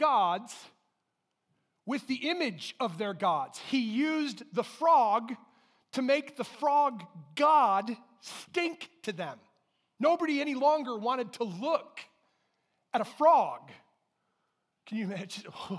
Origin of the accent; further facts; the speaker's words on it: Durand, Michigan, United States; I grew up in Durand